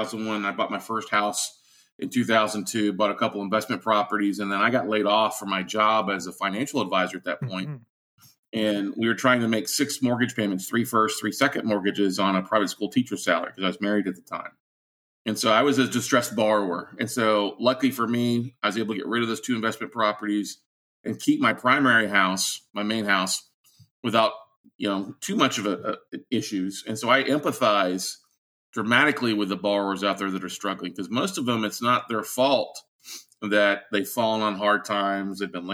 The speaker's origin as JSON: {"language": "English", "town": "Austin", "region": "Texas", "country": "United States", "said": "I'm from Austin, Texas, here in the United States"}